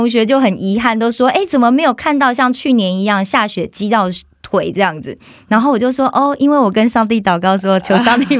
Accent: Kaohsiung, Taiwan; 我是高雄人。

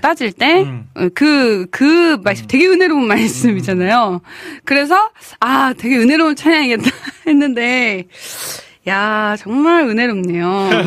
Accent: Bucheon, Gyeonggi Province, South Korea; 저는 이제 부천 출신이거든요

